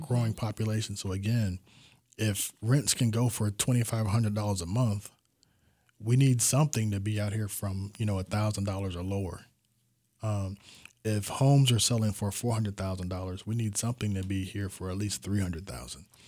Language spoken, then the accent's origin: English; Tampa, Florida, United States; I was born and raised in Tampa